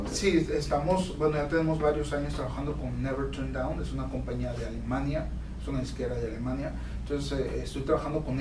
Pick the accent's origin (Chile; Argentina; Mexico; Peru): Mexico; Más que nada, yo siendo mexicano, este, pues mucha gente en México escucha el regional mexicano